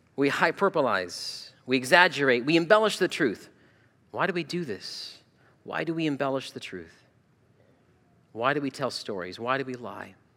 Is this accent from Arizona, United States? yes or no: yes; Arizona, United States; moved away as an adult; also born or lived in Toledo, Ohio; now in Ohio, United States; I grew up in Arizona